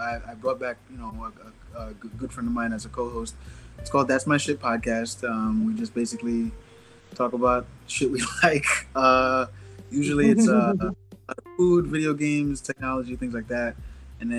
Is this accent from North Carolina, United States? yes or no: no; New York, United States; I'm a comic from New York.